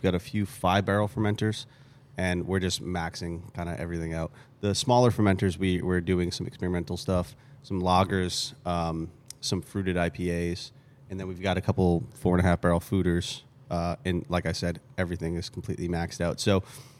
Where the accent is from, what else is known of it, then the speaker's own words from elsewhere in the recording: Boston, Massachusetts, United States; accent: Boston; I say American, but my parents are immigrants, and so this accent is kind of made up. I'm from Boston originally.